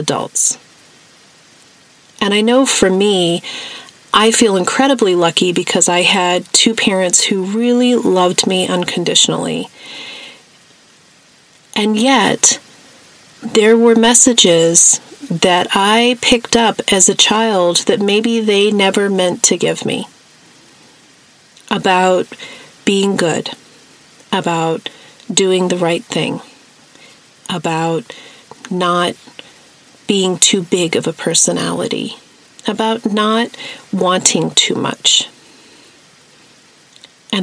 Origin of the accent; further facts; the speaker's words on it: New Mexico, United States; the hippie life that I grew up with in New Mexico